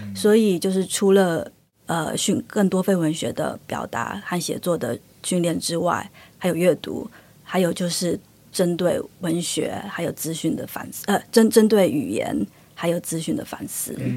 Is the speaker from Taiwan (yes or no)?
yes; Taiwan; now in Sweden; 那台湾的方面，我是觉得可能就是因为历史的因缘，各，各种因素，所以我们的母语有一个很大的断层